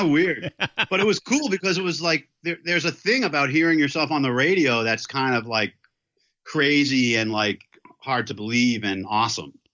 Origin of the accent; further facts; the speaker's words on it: New York City, New York, United States; I grew up in Manhattan, right in New York City, and in Chelsea